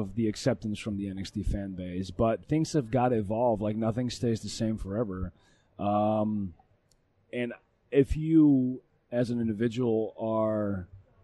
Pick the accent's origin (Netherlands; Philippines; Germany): Netherlands; moved away; I come from Holland